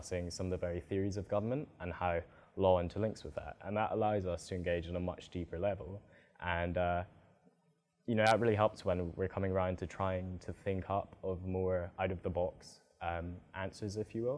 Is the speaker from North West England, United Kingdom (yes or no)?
no; Edinburgh, Scotland, United Kingdom; moved away as an adult; now in London, United Kingdom; I'm from Edinburgh